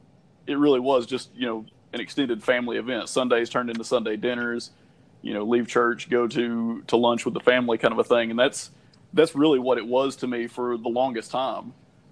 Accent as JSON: {"language": "English", "region": "the South", "country": "United States", "tie": "born or raised there", "said": "growing up in the South, you know, my family were Baptist, and that's predominant around where I'm at right now."}